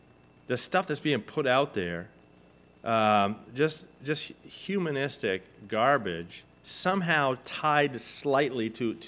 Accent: Argentina; And, I mean, I grew up in Argentina, right? And so, you know, my team won the trophy.

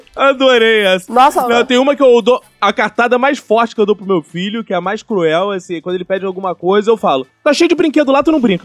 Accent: Rio de Janeiro, Brazil; Sou carioca

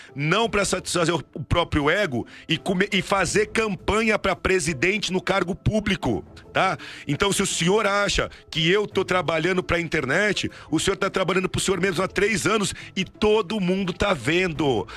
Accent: Santos, São Paulo, Brazil; nós paulistas, eu sou, sou de Santos, do estado de São Paulo

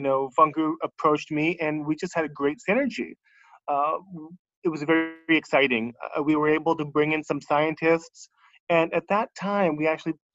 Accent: Bay Area, California, United States; moved away as an adult; now in Singapore; I am actually from the Bay Area, from California myself

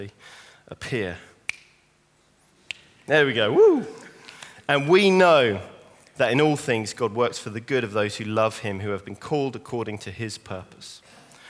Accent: St Albans, East of England, United Kingdom; moved away; I'm from St. Albans, born and raised in St. Albans

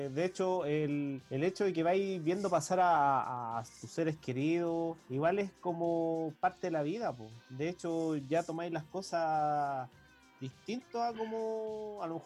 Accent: Chile; como todo chileno que vive en una comuna con cuarentena.

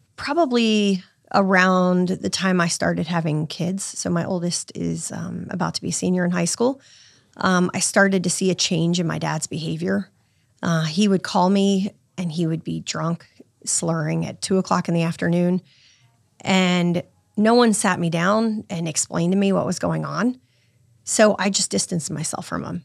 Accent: Virginia Beach, Virginia, United States; I grew up in Virginia Beach

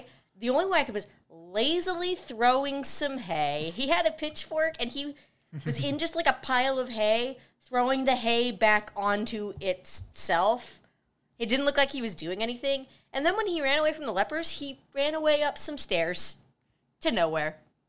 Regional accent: Midwest, United States; I'm from the Midwest. There's no reason for this. I ain't Southern.

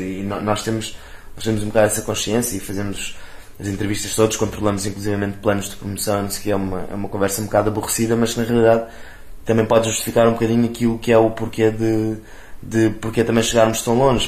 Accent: Amadora, Lisbon, Portugal; also born or lived in Campo de Ourique, Lisbon; now in Lisbon, Portugal; nós crescemos os dois juntos na Amadora e eu, eu sou tipo se era a pessoa mais, mais aborrecida em termos geográficos que nasci ali na, no Hospital da Cruz Vermelha e vivi na Amadora tipo a minha vida toda

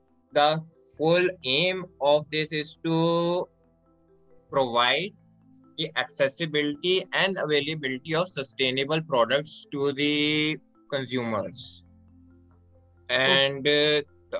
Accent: Haridwar, Uttarakhand, India; I am from Uttarakhand, Haridwar, a small spiritual town. I am born and brought up in this only a small spiritual city.

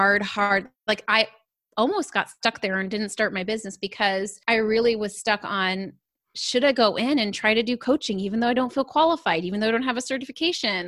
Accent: Southern California, United States; I grew up in Southern California

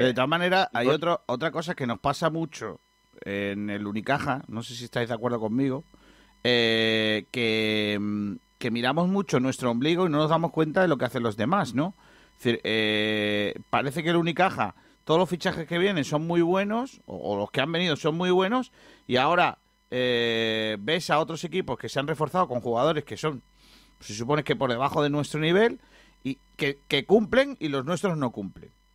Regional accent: Rincón de la Victoria, Andalusia, Spain; un tío de mi pueblo

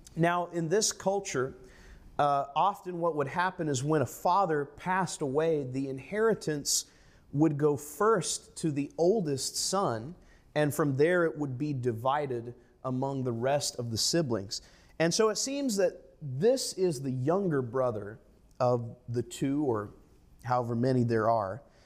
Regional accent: United States; as an American, as a person of the middle class

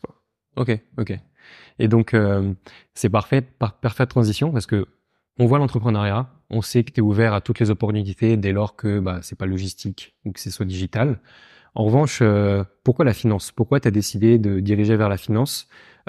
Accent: Paris, Île-de-France, France; also born or lived in Lausanne, Switzerland; j'ai grandi à Paris

